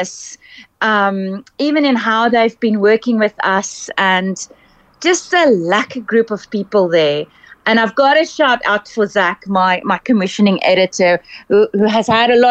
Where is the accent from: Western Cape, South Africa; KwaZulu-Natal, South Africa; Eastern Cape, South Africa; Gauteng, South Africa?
Western Cape, South Africa; Cape Town; I'm from Cape Town.